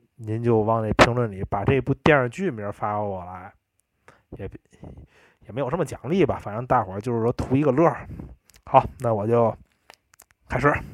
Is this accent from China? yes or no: yes; Tianjin, China; accent: Tianjin dialect; 我们天津话